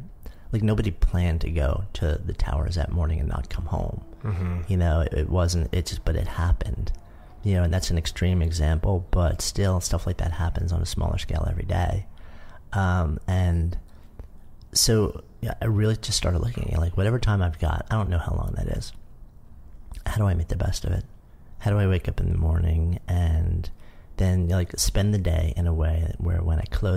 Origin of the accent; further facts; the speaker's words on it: United States; now in New York City, United States; I grew up just outside of New York